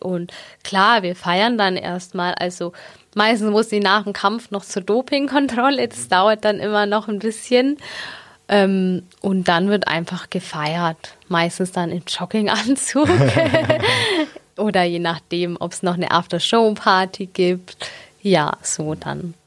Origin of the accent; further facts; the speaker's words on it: Augsburg, Bavaria, Germany; ich bin gebürtige Augsburgerin. genau, irgendwie nie hier weggekommen